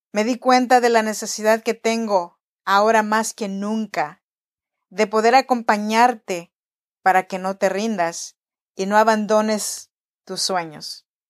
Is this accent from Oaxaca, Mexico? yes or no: yes; Oaxaca, Mexico; born or raised there; now in Sacramento, United States